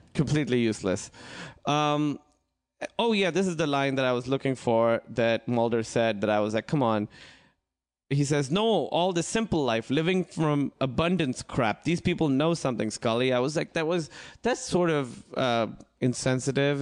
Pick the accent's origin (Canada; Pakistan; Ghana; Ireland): Pakistan; moved away; I grew up in Pakistan